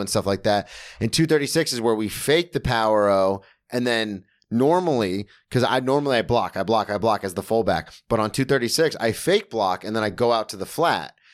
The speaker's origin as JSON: {"language": "English", "town": "Daytona Beach", "region": "Florida", "country": "United States", "tie": "born or raised there", "said": "I grew up in Daytona, which had, like, the best rugby team in the state of Florida"}